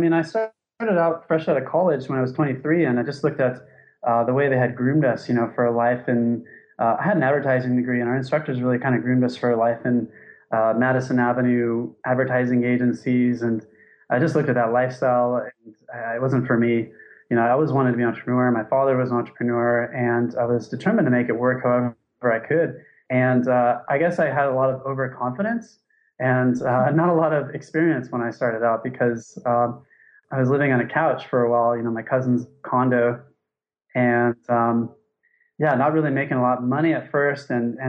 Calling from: Thailand; So I'm calling from Thailand.

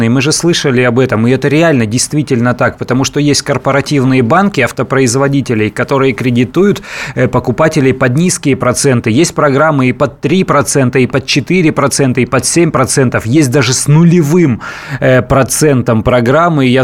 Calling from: Perm, Perm Krai, Russia; Здравствуйте, город Пермь.

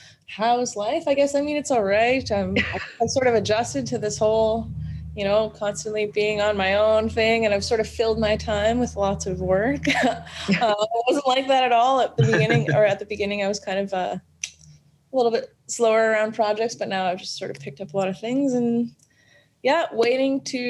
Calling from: Vancouver, British Columbia, Canada; I'm in Vancouver, BC.

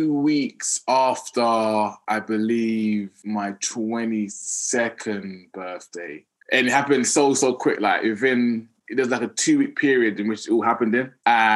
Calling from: London, United Kingdom; London, England.

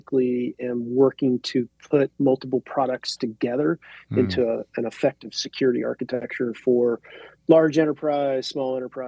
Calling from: Ohio, United States; I'm dialing in from Ohio.

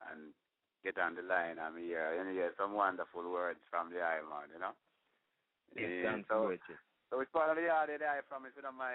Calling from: Florida, United States; Say, I'm coming from from Florida.

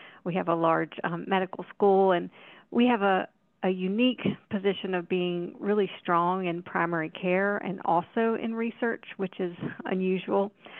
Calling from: Chapel Hill, North Carolina, United States; I'm actually in Chapel Hill right now, North Carolina, at the University of North Carolina in my office.

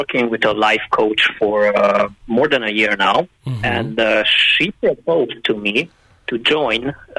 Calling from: Budapest, Hungary; I'm calling from Budapest, Hungary.

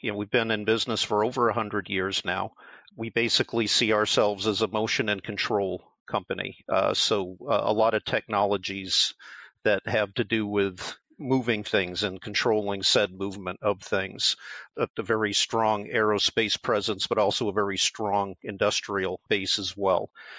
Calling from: Cleveland, Ohio, United States; We're here in Cleveland, Ohio.

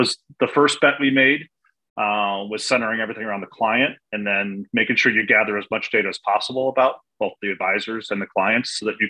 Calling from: Siesta Key, Florida, United States; Enjoying a month away from Chicago, the cold winters in Chicago, and I'm currently in Siesta Key, Florida.

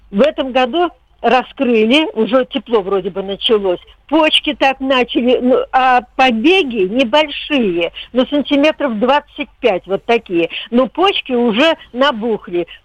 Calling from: Podolsk, Moscow Oblast, Russia; Я из Подольска. Подольск.

